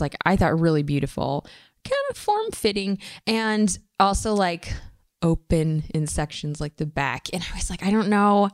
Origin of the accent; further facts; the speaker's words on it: Michigan, United States; moved away; also born or lived in Bay Area; growing up in Michigan